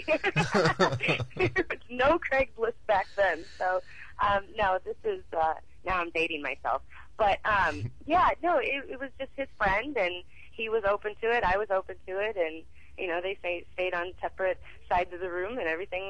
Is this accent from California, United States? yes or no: no; Illinois, United States; moved away; I'm from Illinois, just 4 hours north of St. Louis.